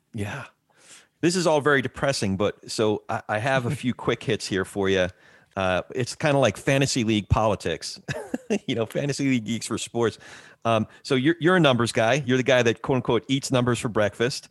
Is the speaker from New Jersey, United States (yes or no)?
yes; central New Jersey, United States; I grew up in Jersey, s, central Jersey